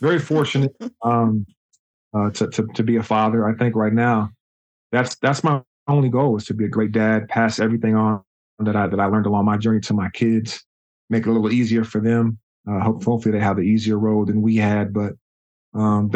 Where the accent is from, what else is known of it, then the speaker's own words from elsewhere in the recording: Juneau, Alaska, United States; moved away; also born or lived in Germany / Washington, D.C.; spent the better part of my childhood up in Juneau, Alaska.